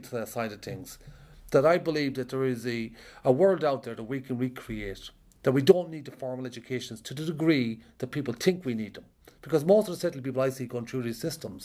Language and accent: English; Ireland; I'm an Irish traveller, and I grew up around a lot of conflict